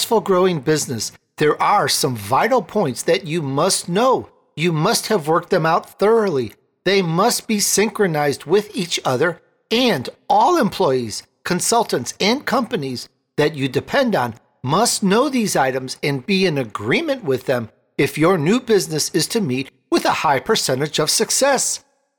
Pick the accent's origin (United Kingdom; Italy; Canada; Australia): Italy; now in United States; my family, we're immigrants from Italy. I was born in Italy, and it's such a different place now